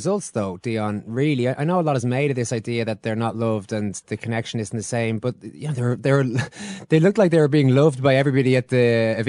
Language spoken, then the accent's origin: English; Ireland; as Irish people